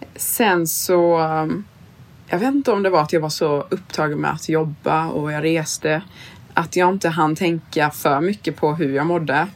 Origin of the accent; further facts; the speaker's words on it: Sweden; now in New York, United States; som svensk